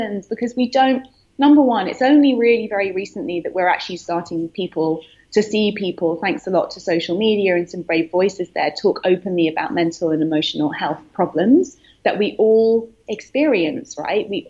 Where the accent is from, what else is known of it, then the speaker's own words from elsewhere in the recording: United Kingdom; moved away as an adult; also born or lived in London; now in New York, United States; I'm currently based in New York, but I'm British, as you can hear